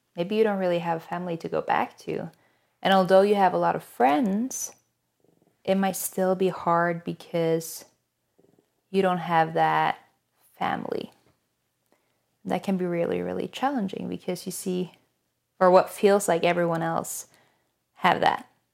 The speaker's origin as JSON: {"language": "English", "country": "Norway", "moved": "as an adult", "lives_now": "United States", "said": "I'm originally from Norway, but I've lived in the U S for, goodness, almost five years at this point."}